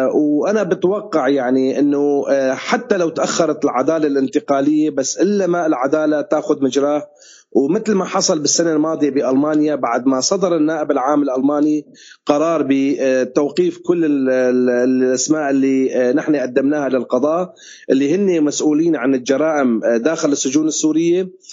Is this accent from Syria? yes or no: yes; Syria; نحن كسوريين